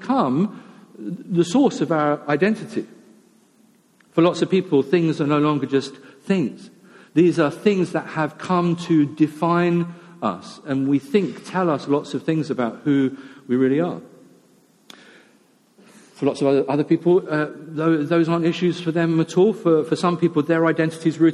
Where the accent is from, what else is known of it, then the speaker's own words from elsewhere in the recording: United Kingdom; we're British